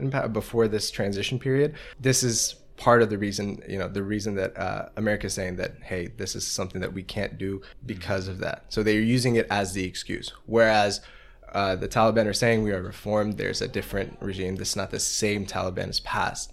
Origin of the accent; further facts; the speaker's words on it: United States; as an American